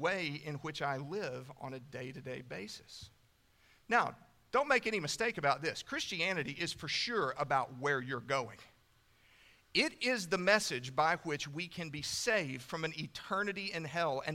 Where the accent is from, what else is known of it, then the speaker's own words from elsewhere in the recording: Canyon, Texas, United States; when I was a kid, I grew up in the First Baptist Church of Canyon, Texas